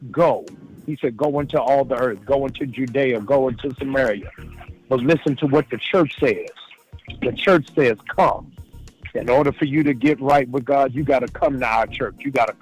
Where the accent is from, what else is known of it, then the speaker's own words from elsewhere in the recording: Maryland, United States; my home state of Maryland